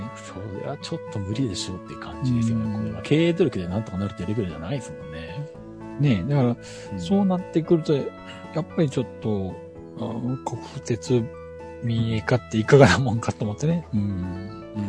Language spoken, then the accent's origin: Japanese; Shikoku, Japan; 四国は、あの、えっ、ー、と、自分の地元というか実家なんですけども